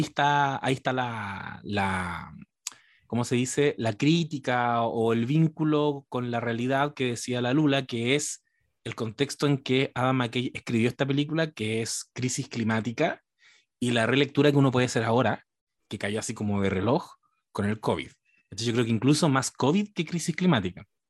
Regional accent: Chile; yo soy el chileno post triunfo de la izquierda

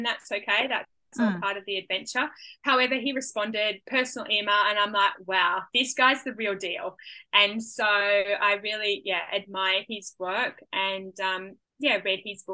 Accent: Hunter Valley, New South Wales, Australia; now in Gold Coast, Australia; Growing up in the Hunter Valley, I loved it down there. I loved where I grew up because it was on a property.

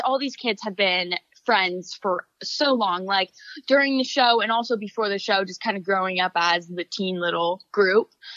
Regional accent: Florida, United States; my friends back home in Florida

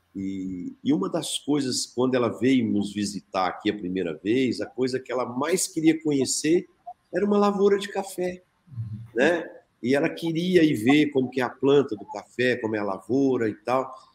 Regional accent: Brazil; como brasileiro, e eu sou um apaixonado pelo meu país

